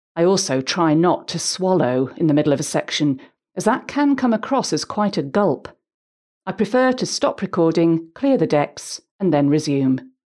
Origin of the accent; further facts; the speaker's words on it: Huddersfield, Yorkshire and the Humber, United Kingdom; I grew up in Huddersfield, West Yorkshire